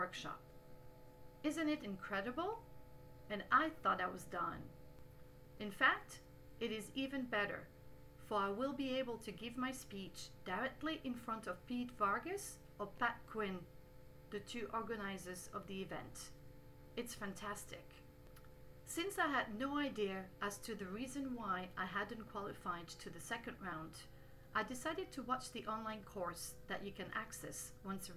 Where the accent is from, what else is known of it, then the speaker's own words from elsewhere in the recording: Canada; English is a second language; I'm Canadian